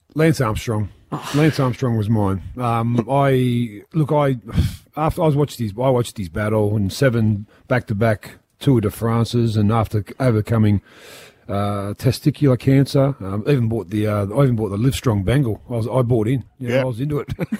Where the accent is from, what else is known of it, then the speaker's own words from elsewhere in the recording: Sydney, New South Wales, Australia; I'm from Mount Druitt